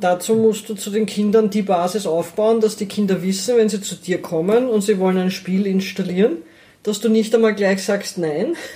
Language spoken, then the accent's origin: German; Lower Austria, Austria; ich bin in, in, Niederösterreich, in der Nähe von Wien aufgewachsen, in einer mittelgroßen Stadt